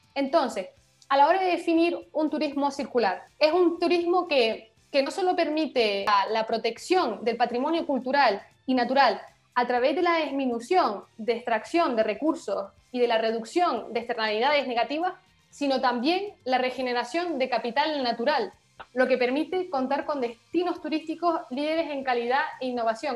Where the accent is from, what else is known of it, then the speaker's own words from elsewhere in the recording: Canary Islands, Spain; moved away as an adult; now in Paris, France; Somos políticamente españolas, por lo tanto pertenecemos a la Unión Europea, pero geográficamente eh, africanas